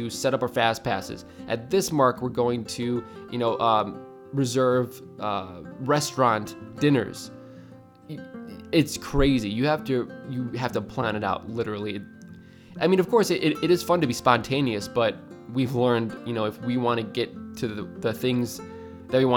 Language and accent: English; Midwest, United States; I'm from the Midwest, because I say Florida. I don't say the I in Florida